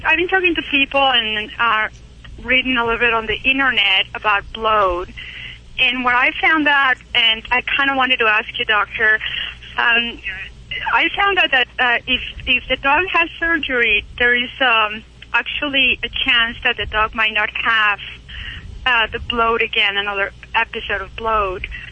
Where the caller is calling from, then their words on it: Utah, United States; I'm calling from Utah